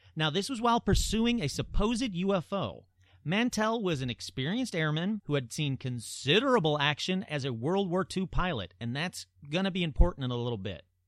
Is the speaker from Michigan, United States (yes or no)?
yes; Michigan, United States; Sault Ste. Marie, Michigan, my home state